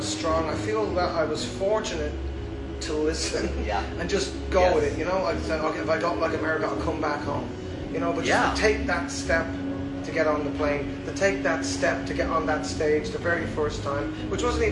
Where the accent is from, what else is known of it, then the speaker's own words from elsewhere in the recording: Ireland; now in Fayetteville, United States; being an Irish person, our culture is big on, you know, sitting in a room, be it a wedding, be it a funeral, and people sing songs